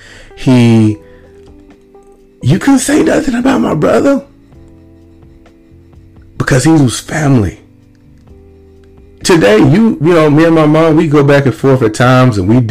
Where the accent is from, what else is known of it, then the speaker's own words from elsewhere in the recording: Lumberton, Mississippi, United States; where I grew up in Little Lumberton, Mississippi